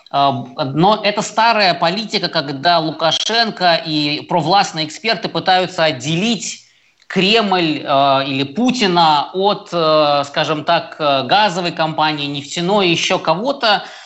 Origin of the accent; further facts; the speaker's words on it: Belarus; мы, белорусы, с ним эти 26 лет э, прожили